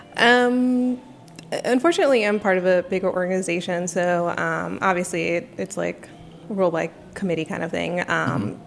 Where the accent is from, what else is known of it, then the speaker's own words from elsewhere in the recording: Northern Virginia, United States; I grew up in Northern Virginia, which is vastly different than the rest of Virginia